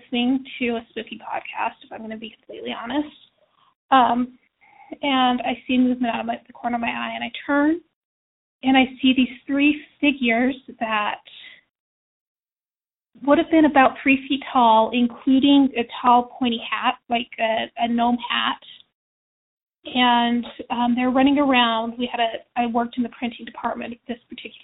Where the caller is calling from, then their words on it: Utah, United States; I'm calling from Utah.